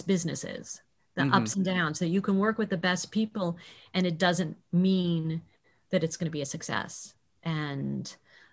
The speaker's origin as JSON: {"language": "English", "town": "Chicago", "region": "Illinois", "country": "United States", "moved": "yes", "said": "knew I was from Chicago"}